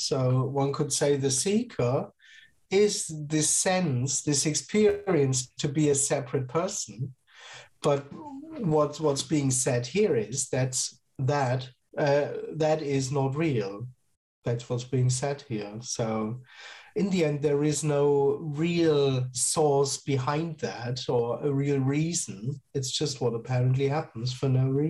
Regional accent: Germany; I'm based in Germany and I am from Germany

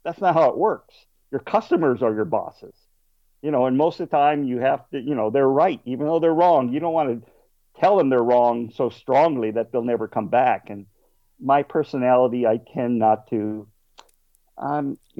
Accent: Southern California, United States; I grew up in Southern California in the desert, so water wasn't too plentiful

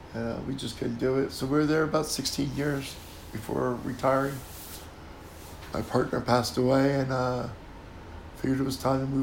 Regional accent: New Jersey, United States; moved away as an adult; also born or lived in Tennessee; now in New Orleans, United States; I grew up in New Jersey.

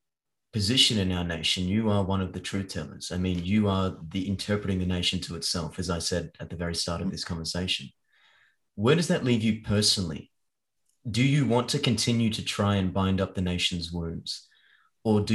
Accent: Australia; growing up in Australia as a young man

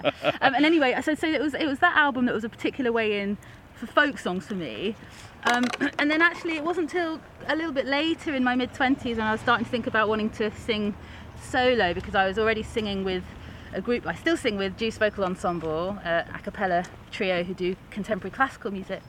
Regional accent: High Wycombe, South East England, United Kingdom; moved away as an adult; also born or lived in Canada / York; I was born in High Wycombe and then came back to High Wycombe from Canada. I grew up there and then went to York as a student

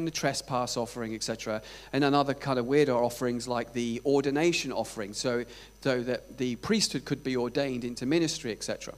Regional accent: Scotland, United Kingdom; I'm from Scotland

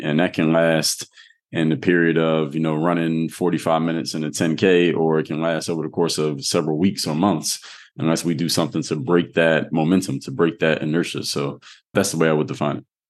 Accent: Philadelphia, Pennsylvania, United States; now in Miami, United States; I'm from Mount Airy

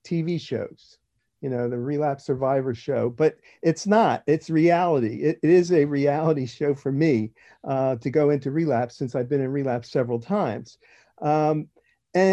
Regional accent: New Jersey, United States; I am from South Jersey, New Jersey.

